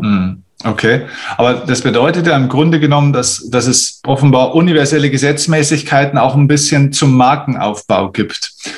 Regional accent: Bavaria, Germany; bei uns in Bayern

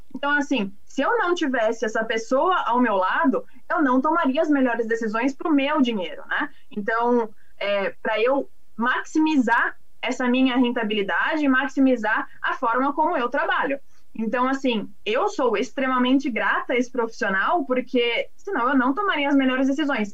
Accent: São Paulo, Brazil; Eu sou, sou da cidade, sou de São Paulo.

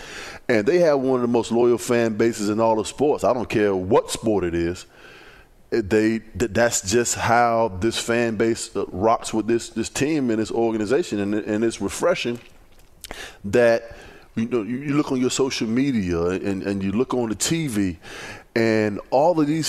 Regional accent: Virginia, United States; But just like LaVar said, man, I'm from Virginia.

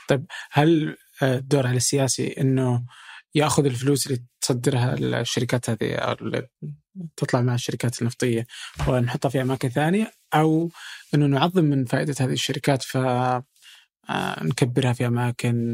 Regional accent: Saudi Arabia; عندنا في السعودية

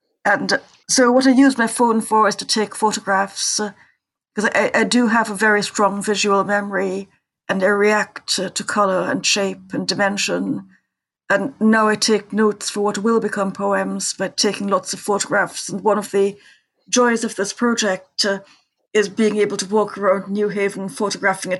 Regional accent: Trinidad & Tobago; I grew up in Trinidad

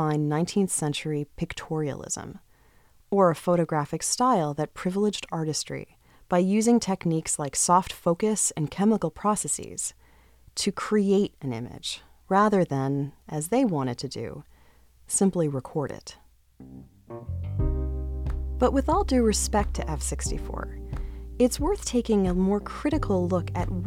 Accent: Boston, Massachusetts, United States; also born or lived in Toronto; I'm from Boston, except for those years that I lived in Toronto

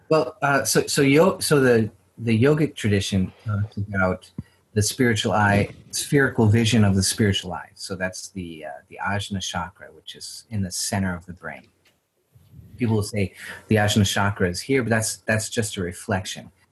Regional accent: Idaho Panhandle and Spokane, United States; born or raised there

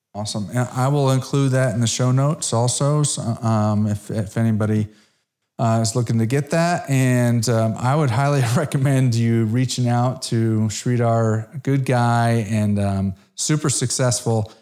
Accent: Connecticut, United States; also born or lived in South Florida; now in Dallas, United States; I grew up in Connecticut.

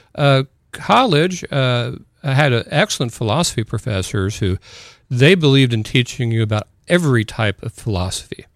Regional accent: Columbus, Indiana, United States; also born or lived in New Albany, Indiana / Clarksville, Indiana; I s-, was in Columbus, Indiana until the mi-, middle of seventh grade

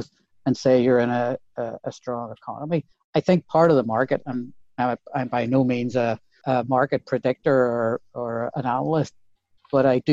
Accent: Belfast, Northern Ireland, United Kingdom; moved away as an adult; also born or lived in Dublin; now in United States; part of what was built into our DNA growing up in Belfast in the 70s

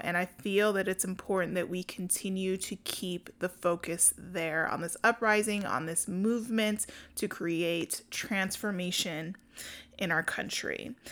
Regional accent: Denver, Colorado, United States; I'm from Denver

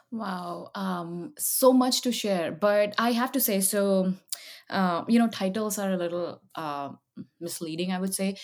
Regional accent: Jamshedpur, Jharkhand, India; now in United States; I grew up in a small town in India, um, and uh, it's called that, and it's called it's famous for the Tatas

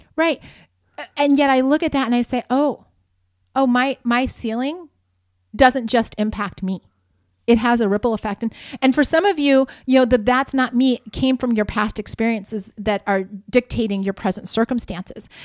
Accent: Ohio, United States; moved away as an adult; also born or lived in Spokane, Washington; now in Southern California, United States; I grew up in Ohio

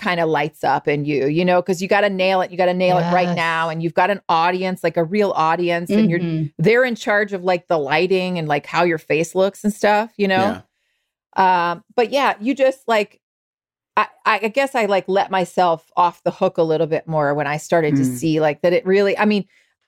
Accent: the South, United States; I'm from the South

